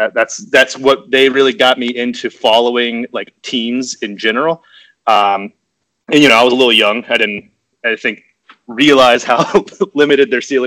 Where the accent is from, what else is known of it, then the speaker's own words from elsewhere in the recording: Atlanta, Georgia, United States; I'm originally from Atlanta, and I've lived here through college all the way till now.